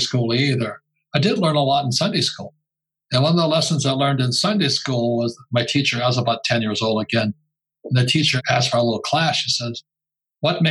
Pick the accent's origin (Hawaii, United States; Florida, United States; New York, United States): Hawaii, United States; I was a punky little kid growing up in Hawaii